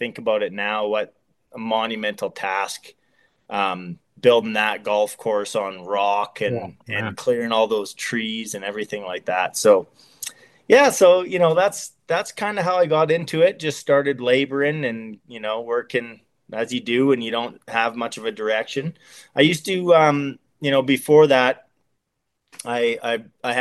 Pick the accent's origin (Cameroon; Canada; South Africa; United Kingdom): Canada; Lethbridge, Alberta; I'm just simple Lethbridge kid growing up, playing shinny on the canals and trying not to get in too much trouble. So I grew up in Lethbridge